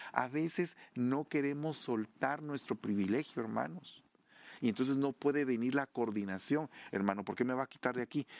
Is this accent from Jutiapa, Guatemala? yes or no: no; Sololá, Guatemala; de allá de Guatemala, de mi tierra, Sololá